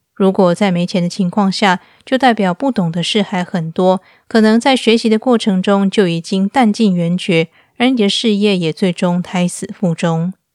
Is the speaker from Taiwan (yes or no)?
yes; Taiwan; moved away as an adult; now in Istanbul, Turkey; 我是一个台湾人，在二零一六年的时候，带着我的两只猫咪嫁到土耳其的伊斯坦堡